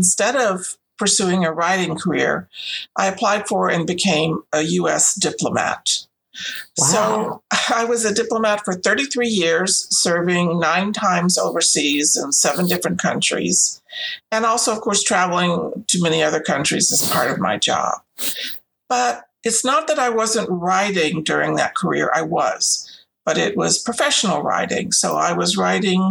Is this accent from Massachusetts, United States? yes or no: no; Louisiana, United States; moved away as an adult; also born or lived in Portugal / Spain / England; I grew up in Louisiana